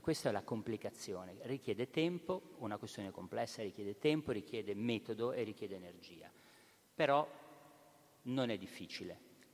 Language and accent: Italian; Genoa, Liguria, Italy; da buon genovese